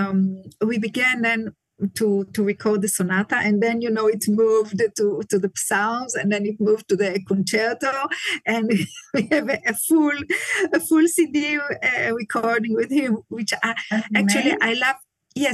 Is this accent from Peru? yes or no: no; Israel; moved away as an adult; also born or lived in Brussels, Belgium; now in Tel Aviv, Israel; I was born in Israel